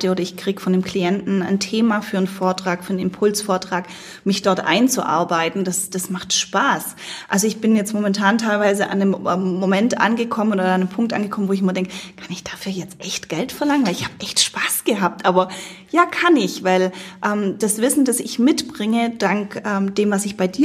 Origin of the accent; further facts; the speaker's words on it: United States; now in Germany; ich bin Amerikanerin und ähm, wenn ich das, die, die Mentalität in Amerika sehe